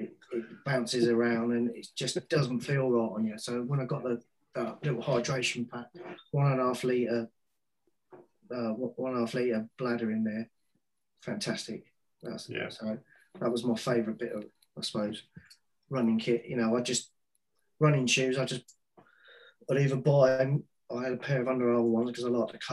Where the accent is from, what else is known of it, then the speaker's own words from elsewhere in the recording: Wales, United Kingdom; moved away; also born or lived in Fulham / Bury; I'm Welsh